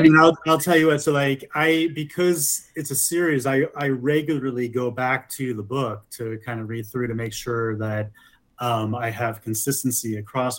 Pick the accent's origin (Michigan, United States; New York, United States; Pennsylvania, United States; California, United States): New York, United States; moved away as an adult; also born or lived in Los Angeles, United States; now in Denver, United States; I'm originally from New York but I moved to Denver about three years ago by way of LA, where I lived for about 20 years.